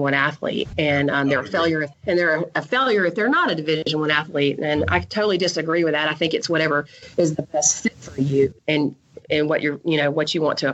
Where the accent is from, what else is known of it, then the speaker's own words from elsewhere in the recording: Columbus, Georgia, United States; I was invited to go back to my hometown, Columbus, Georgia